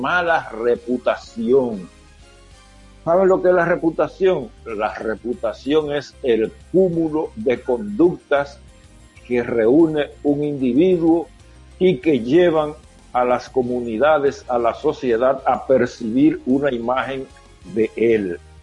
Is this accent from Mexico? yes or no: no; Elías Piña, Dominican Republic; moved away; soy nativo de Elia Piña